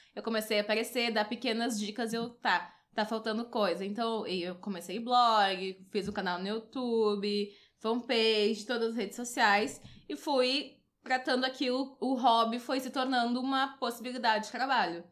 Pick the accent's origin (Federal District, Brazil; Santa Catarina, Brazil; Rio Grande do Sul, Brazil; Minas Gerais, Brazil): Rio Grande do Sul, Brazil; Porto Alegre; eu sou aqui de Porto Alegre